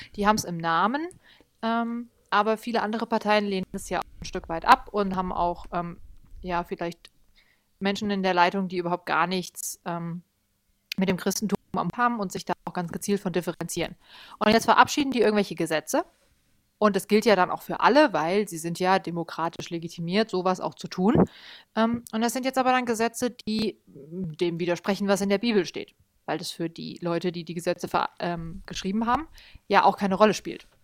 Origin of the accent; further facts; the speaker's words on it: Germany; bei uns in Deutschland